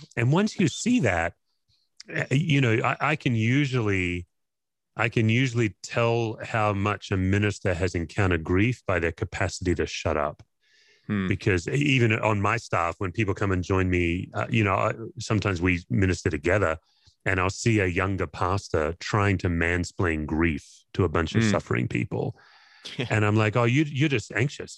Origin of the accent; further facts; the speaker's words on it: Perth, Western Australia, Australia; I grew up in Perth, Western Australia, and you know, not not many Aussies go to church